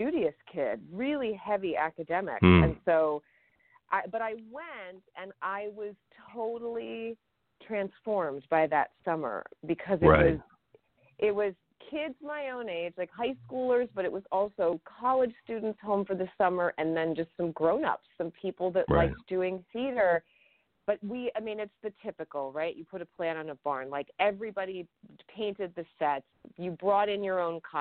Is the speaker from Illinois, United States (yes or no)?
yes; Chicago, Illinois, United States; I'm from Chicago. I'm from Illinois